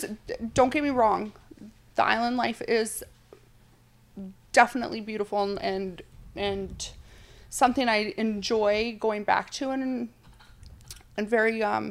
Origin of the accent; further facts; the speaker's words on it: Hawaii, United States; moved away as an adult; now in New York, United States; I'm originally from Hawaii.